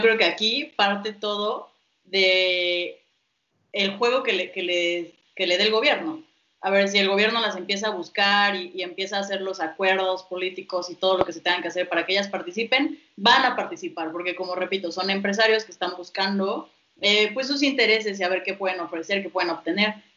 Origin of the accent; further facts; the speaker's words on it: Mexico; tenemos desafíos como mexicanos